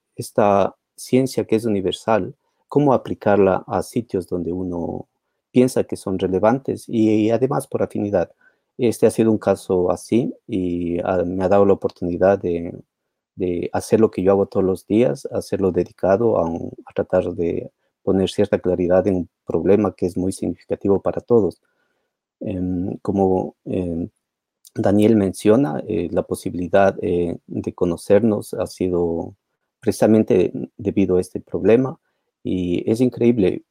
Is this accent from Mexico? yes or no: no; Ecuador; moved away; yo soy ecuatoriano también